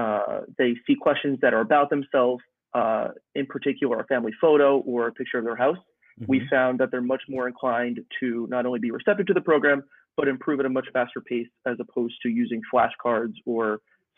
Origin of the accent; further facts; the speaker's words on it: New York, United States; I'm from New York